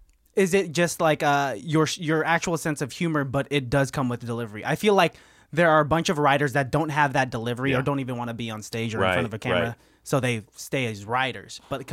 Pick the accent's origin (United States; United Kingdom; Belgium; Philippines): Philippines; I'll take a Hennessy because I'm a Filipino bitch.